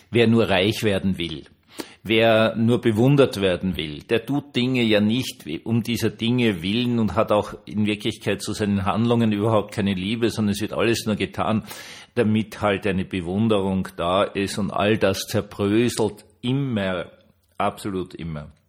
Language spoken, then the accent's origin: German; Austria; als Österreicher wusste man das ja